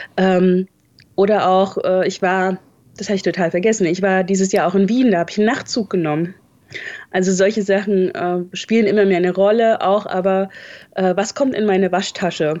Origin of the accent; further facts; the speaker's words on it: north of Leipzig, Saxony, Germany; moved away as an adult; also born or lived in Hesse / Hamburg; now in Dortmund, Germany; ich bin in Leipzig geboren und ähm, etwas nördlich davon aufgewachsen